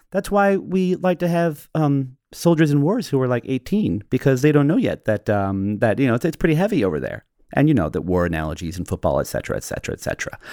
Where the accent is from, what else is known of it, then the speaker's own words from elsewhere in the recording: United States; now in England, United Kingdom; I'm the American in England.